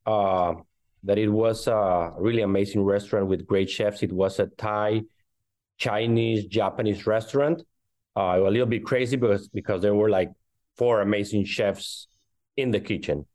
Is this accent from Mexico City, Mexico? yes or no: yes; Mexico City, Mexico; moved away as an adult; also born or lived in Miami / Barcelona; now in Atlanta, United States; I was born in Mexico City and raised in Mexico City